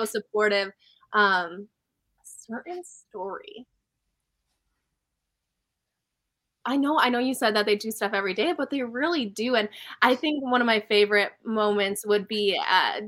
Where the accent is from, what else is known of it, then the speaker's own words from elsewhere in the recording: North Dakota, United States; I'm from North Dakota